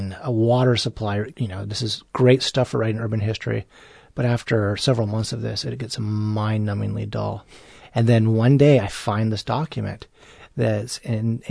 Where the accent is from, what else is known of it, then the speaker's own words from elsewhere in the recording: United States; obviously being American